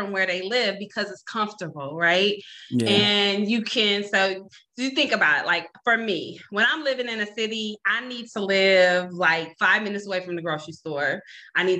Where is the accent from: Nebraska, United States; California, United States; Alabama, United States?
Nebraska, United States; Omaha; I'm from Omaha, Nebraska, born and raised